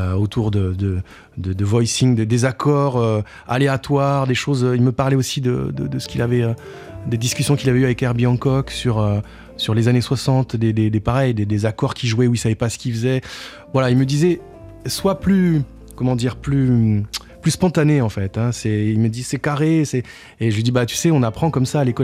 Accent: Tarbes, Occitania, France; now in Paris, France; je viens de, je viens de Tarbes plus exactement.

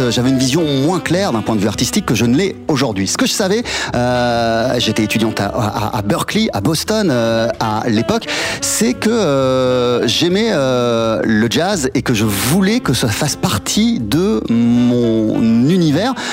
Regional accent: China; moi je suis chinoise, je suis occidentale, je viens du classique, j'aime le jazz

